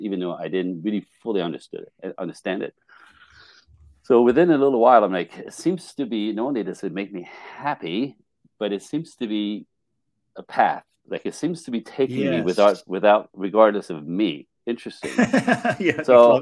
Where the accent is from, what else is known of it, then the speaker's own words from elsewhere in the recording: Canada; also born or lived in Japan; I'm Canadian.